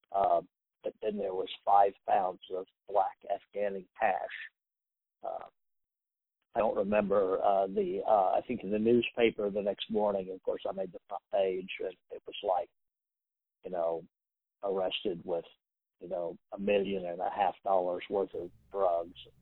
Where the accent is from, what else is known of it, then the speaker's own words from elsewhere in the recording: Wichita, Kansas, United States; growing up in Wichita from the time that we were probably in junior high school